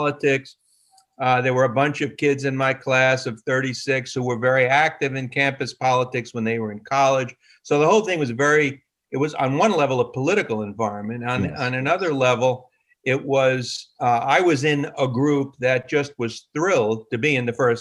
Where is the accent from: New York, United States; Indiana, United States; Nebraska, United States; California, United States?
New York, United States; New York City; I was born and raised in New York.